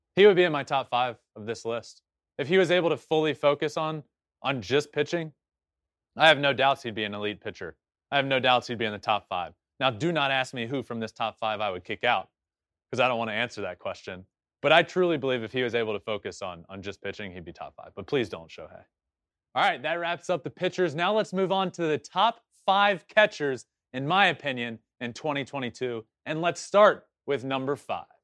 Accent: Virginia, United States; my home state of Virginia

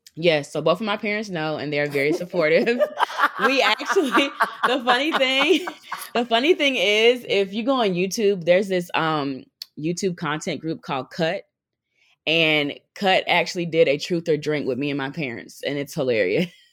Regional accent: North Carolina, United States; moved away as an adult; now in New York, United States; I moved to New York by myself 'cause I'm originally from North Carolina

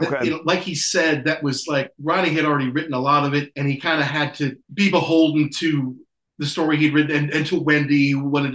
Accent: United States; I'm an American in the 21st century.

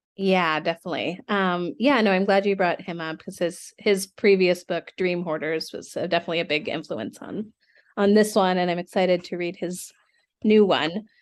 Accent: Seattle, Washington, United States; moved away; I'm, I'm from Seattle originally

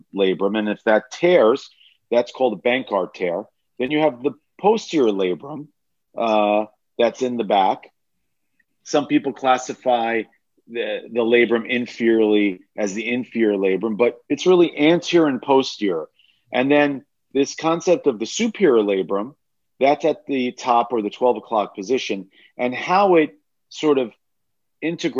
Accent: New York, United States; also born or lived in Alabama; We're from New York

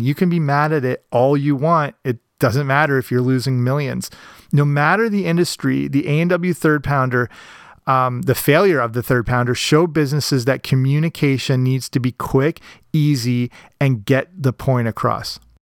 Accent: Canada; here in my home country, Canada

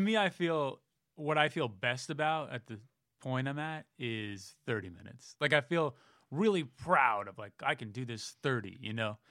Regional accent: Millbrae, California, United States; moved away; San Francisco Bay Area, Millbrae, town about ten minutes south

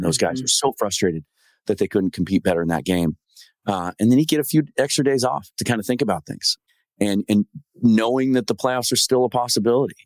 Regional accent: Pacific Northwest, United States; growing up in the Pacific Northwest

